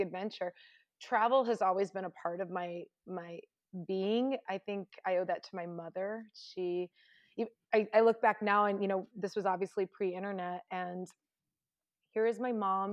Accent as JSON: {"language": "English", "region": "Indiana", "country": "United States", "tie": "born or raised there", "moved": "yes", "said": "I grew up in Indiana"}